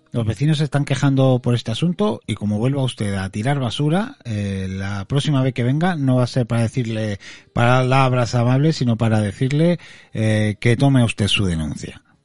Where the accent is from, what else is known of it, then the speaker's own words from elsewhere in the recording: Andalusia, Spain; accent: Andalusian; los andaluces somos